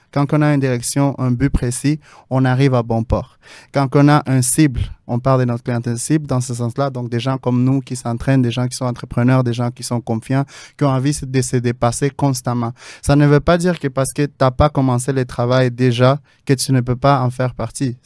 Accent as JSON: {"language": "French", "region": "Mexico City", "country": "Mexico", "moved": "yes", "lives_now": "Montreal, Canada", "said": "je viens de la ville de Mexico"}